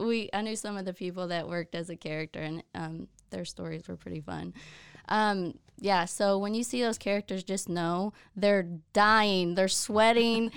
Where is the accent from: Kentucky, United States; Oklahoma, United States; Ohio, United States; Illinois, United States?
Oklahoma, United States; moved away as an adult; now in Waco, United States; We ended up moving back to Oklahoma at my hometown, and I had never lived in my hometown, as an adult